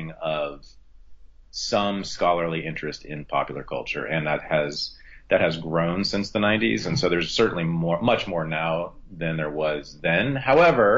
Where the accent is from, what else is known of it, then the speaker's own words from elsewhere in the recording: Berkeley, California, United States; also born or lived in Ohio / New York City; growing up in Berkeley in the 1970s and 80s